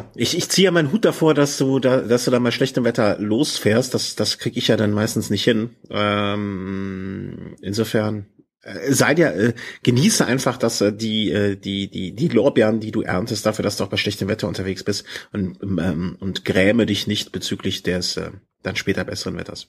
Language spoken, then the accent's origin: German; Düsseldorf, North Rhine-Westphalia, Germany; now in Cologne, Germany; hier in Köln wohnend darf ich über meine Geburtsstadt nicht reden.